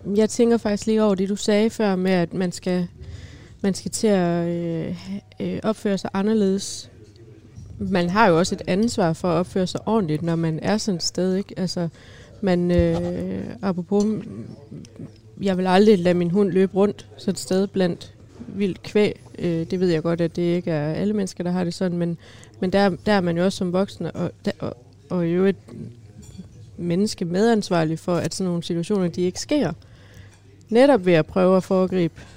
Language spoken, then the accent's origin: Danish; Skive, Central Denmark Region, Denmark; now in Aarhus, Denmark; jeg kommer fra Skive af